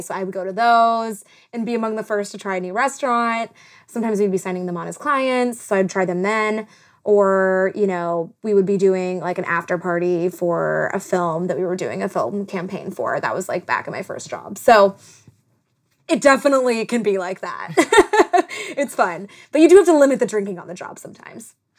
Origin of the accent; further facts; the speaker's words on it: South Carolina, United States; moved away as an adult; now in Los Angeles, United States; I was from South Carolina. I didn't know anyone. I was a transplant, like everybody else